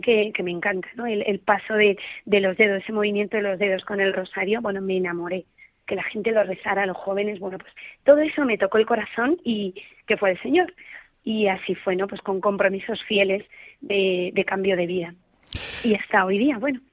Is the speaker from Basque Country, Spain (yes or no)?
yes; Biscay, Basque Country, Spain; moved away; soy vasca, entonces vivo vivía en un pueblo pequeño de allí de, del País Vasco, de Vizcaya